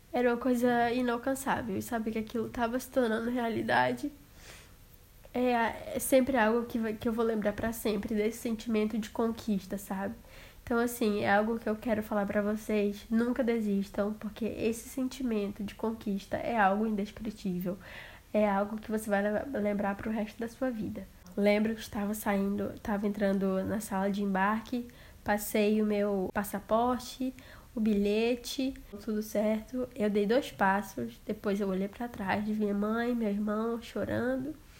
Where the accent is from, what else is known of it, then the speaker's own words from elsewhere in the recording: Envira, Amazonas, Brazil; moved away as an adult; also born or lived in Manaus; now in Lille, France; sou de uma cidade do interior do Amazonas chamada Envira, mas atualmente moro no norte da França, em Lille.